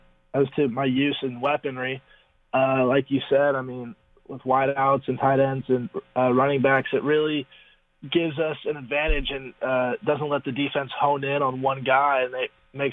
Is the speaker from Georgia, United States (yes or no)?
no; Newport Beach, California, United States; born or raised there; moved away as an adult; now in Berkeley, United States